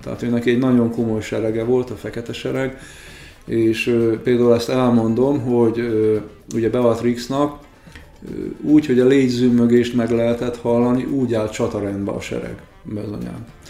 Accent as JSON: {"language": "Hungarian", "region": "Békés", "country": "Hungary", "said": "Békés megyei vagyok"}